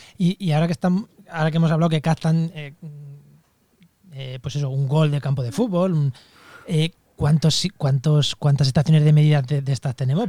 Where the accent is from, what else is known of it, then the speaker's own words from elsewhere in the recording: Albacete, Castilla-La Mancha, Spain; en mi, tierra, en Albacete